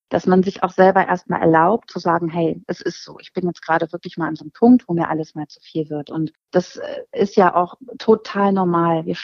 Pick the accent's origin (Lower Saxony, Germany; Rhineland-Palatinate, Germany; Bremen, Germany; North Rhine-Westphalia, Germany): Lower Saxony, Germany; Hanover; äh, ich komme aus Hannover und ähm, ja, bin 43 Jahre alt